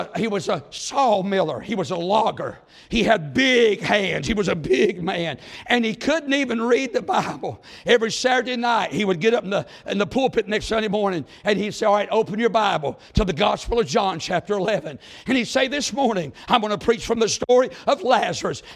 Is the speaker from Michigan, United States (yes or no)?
no; Mount Airy, North Carolina, United States; now in Fancy Gap, United States; I live in Fancy Gap, but we're both from Mount Airy